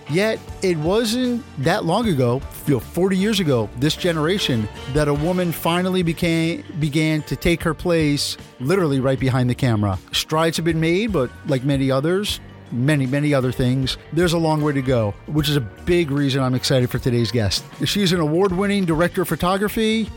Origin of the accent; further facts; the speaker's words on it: New York, United States; now in Miami, United States; I'm from New York. Although I think being a New Yorker, I was kinda destined to move to Miami one day